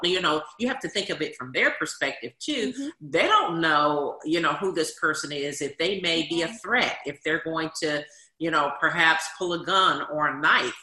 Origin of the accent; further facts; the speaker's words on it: Washington, District of Columbia, United States; When I grew up in Washington D.C., we had something called the Officer Friendly Program